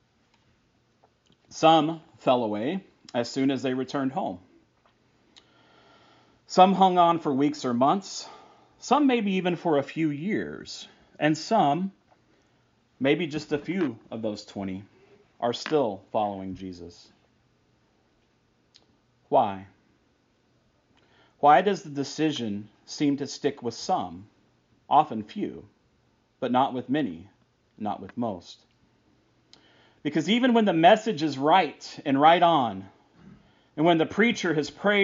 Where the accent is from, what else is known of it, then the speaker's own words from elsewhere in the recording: Texas, United States; I grew up in Texas